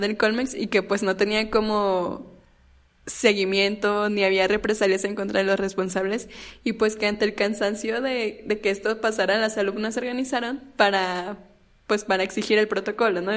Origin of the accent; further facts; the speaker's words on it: Torreón, Coahuila, Mexico; yo soy de Torreón